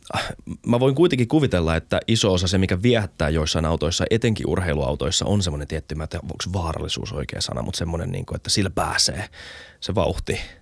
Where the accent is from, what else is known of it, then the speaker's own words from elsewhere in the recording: Helsinki, Uusimaa, Finland; mä oon tosi elitistinen helsinkiläinen